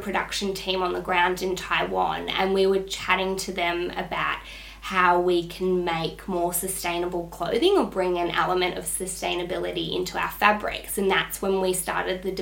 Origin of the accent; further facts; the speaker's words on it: Melbourne, Victoria, Australia; moved away as an adult; now in Sydney, Australia; Vera and I grew up together in Melbourne